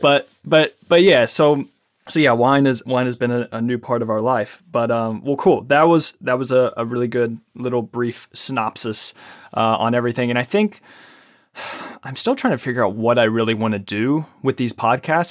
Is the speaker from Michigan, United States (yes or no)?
no; Ashland, Kentucky, United States; also born or lived in Lexington, Kentucky; I was born in Ashland, Kentucky